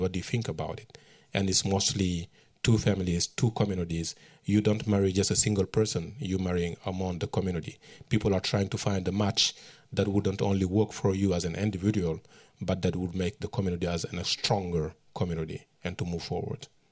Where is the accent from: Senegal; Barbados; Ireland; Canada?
Senegal; Matam; moved away as an adult; also born or lived in New York; my hometown in northern Senegal. It's called Matam